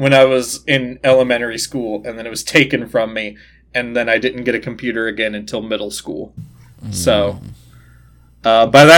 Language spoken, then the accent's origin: English; Mobile, Alabama, United States; I grew up in Alabama